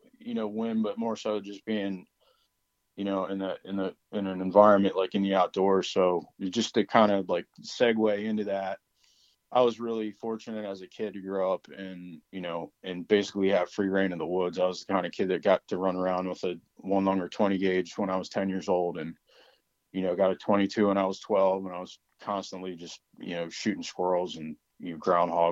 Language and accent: English; northern Delaware, United States; also born or lived in Adirondacks, New York / West Virginia / Morgantown, West Virginia; I grew up in the northern part of the state before it got overdeveloped